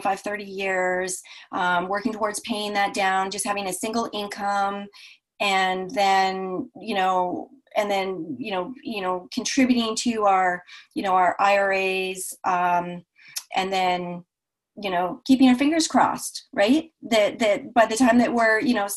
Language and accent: English; Vancouver, British Columbia, Canada; I'm from Vancouver, Canada, and up here in the Northwest.